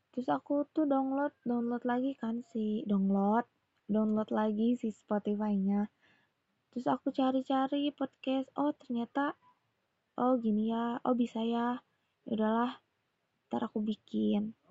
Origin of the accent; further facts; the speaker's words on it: Bandung, West Java, Indonesia; Indonesian is a second language; kadang sih bahasa Indonesia aku tuh masih ada Sunda-Sundanya guys jadi aku orang Bandung aku asli di Bandung aku aku bisa bahasa Indonesia cuman nggak begitu apa ya nggak begitu lancar banget gitu